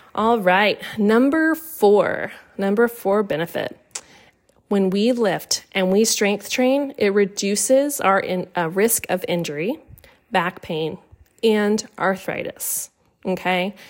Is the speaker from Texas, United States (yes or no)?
yes; Austin, Texas, United States; moved away as an adult; also born or lived in Massachusetts; I'm from Austin, Texas